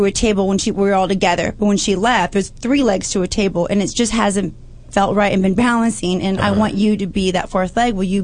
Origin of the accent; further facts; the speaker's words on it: Los Angeles, California, United States; I grew up in North Hollywood, Toluca Lake area, Burbank